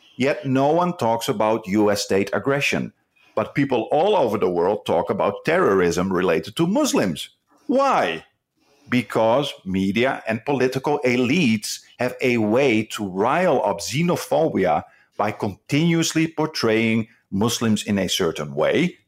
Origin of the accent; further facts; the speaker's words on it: Netherlands; now in Malaysia; I come from the Netherlands